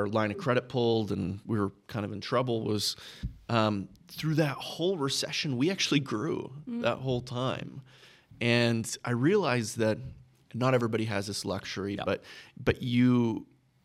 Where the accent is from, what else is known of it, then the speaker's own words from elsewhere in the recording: Texas, United States; I grew up in Texas